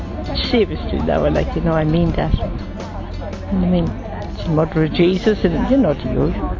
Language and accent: English; Ireland; I'm from Ireland